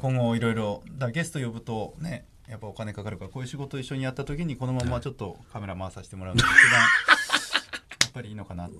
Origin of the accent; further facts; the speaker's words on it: Kesennuma, Miyagi, Japan; 僕は気仙沼出身